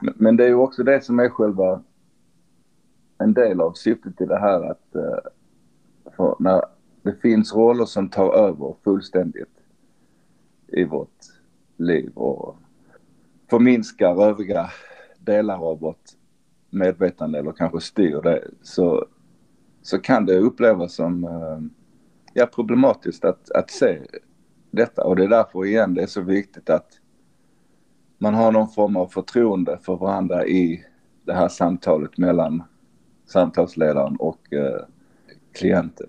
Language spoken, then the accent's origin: Swedish; Sweden; vi som är svenskar